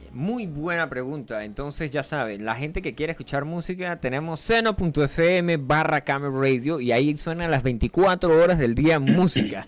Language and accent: Spanish; Los Llanos, Venezuela; yo soy un tipo llanero